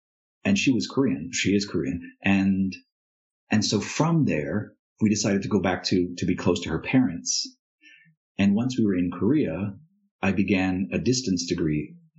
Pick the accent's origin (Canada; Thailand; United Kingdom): Thailand; moved away as an adult; also born or lived in India; So I was born in India to traveling parents, and eventually my mom settled in Thailand, and so I spent a number of years there.